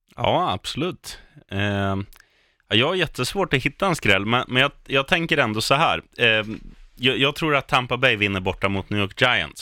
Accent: Eskilstuna, Södermanland, Sweden; moved away; jag är från Etuna

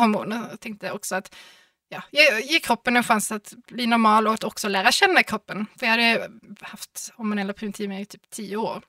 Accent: Malmö, Skåne, Sweden; jag är från Malmö

